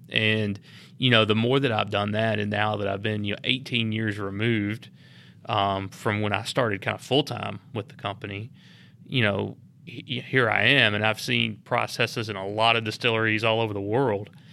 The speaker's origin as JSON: {"language": "English", "town": "Lynchburg", "region": "Tennessee", "country": "United States", "tie": "born or raised there", "said": "I grew up here in Lynchburg"}